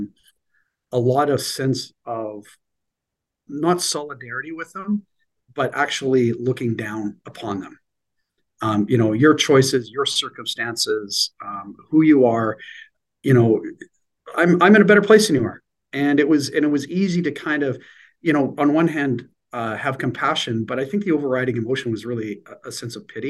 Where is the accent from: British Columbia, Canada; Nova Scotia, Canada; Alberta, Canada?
Alberta, Canada; Edmonton; moved away as an adult; also born or lived in Medicine Hat, Alberta; now in Vancouver, Canada; Edmonton was home. I was born in Medicine Hat and got lots of roots in Southern Alberta, but you know, out of the 50 years I've been alive, 46 of them were spent in Edmonton.